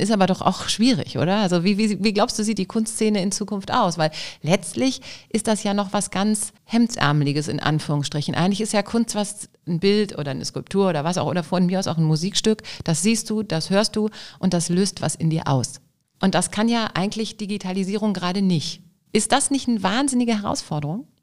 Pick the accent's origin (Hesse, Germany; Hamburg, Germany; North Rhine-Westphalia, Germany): North Rhine-Westphalia, Germany; Düsseldorf; ich als Düsseldorfer